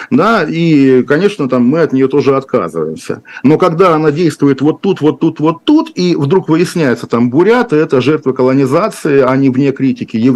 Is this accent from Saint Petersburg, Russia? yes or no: yes; Saint Petersburg, Russia; я путаю, я тот еще петербуржец, здание Сената